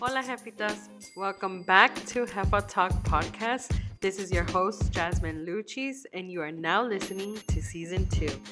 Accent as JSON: {"language": "English", "town": "Los Angeles", "region": "California", "country": "United States", "tie": "born or raised there", "moved": "yes", "lives_now": "San Antonio, United States", "said": "I'm from Los Angeles, and in our home, literally same thing. My mom, my biological mom, you know, grew up in that home"}